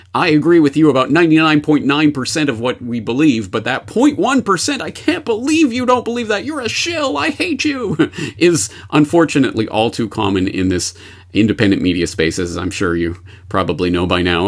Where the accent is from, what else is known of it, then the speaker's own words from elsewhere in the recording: Canada; now in Japan; I am a Canadian uh, in Japan